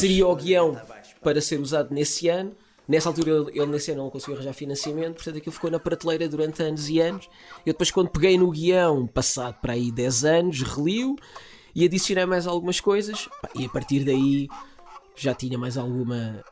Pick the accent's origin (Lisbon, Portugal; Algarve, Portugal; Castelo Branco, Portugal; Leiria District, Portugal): Lisbon, Portugal; sou uma criança da picheleira